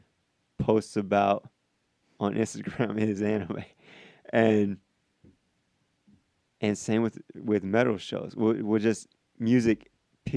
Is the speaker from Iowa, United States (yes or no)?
yes; Iowa, United States; moved away; also born or lived in Illinois; I'm from Iowa and I've lived in Illinois